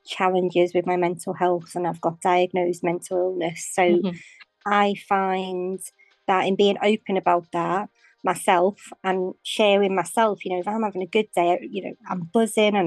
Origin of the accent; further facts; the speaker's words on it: Liverpool, North West England, United Kingdom; now in Waterlooville, United Kingdom; I'm from Liverpool, but I'm now living in Waterlooville in Hampshire